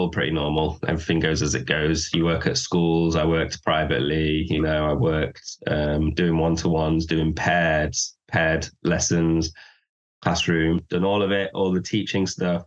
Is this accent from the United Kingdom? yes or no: yes; Manchester, North West England, United Kingdom; first language English; from Manchester. Love this city.